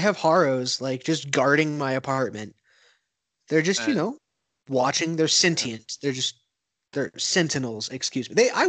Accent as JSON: {"language": "English", "region": "the South", "country": "United States", "said": "I'm from the South"}